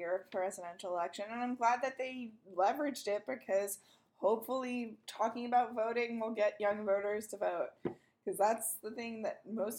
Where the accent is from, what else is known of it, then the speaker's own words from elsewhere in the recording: United States; something that I'm really proud about being an American